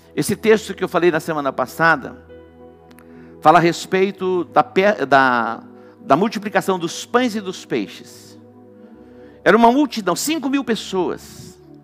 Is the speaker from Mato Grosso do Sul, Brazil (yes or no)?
yes; Dourados, Mato Grosso do Sul, Brazil; quando eu era criança, não era em Douradina, mas era em Dourados, um pouquinho maior que Douradina. Meu pai tinha sítio e nós morávamos na cidade